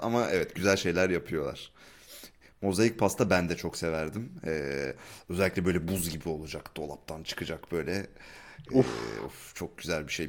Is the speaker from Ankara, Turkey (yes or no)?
yes; Ankara, Turkey; moved away; Ben de Ankaralıyım.